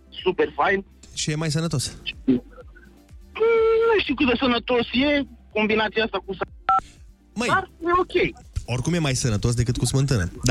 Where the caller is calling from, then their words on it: Timișoara, Timiș County, Romania; sunt din Timișoara.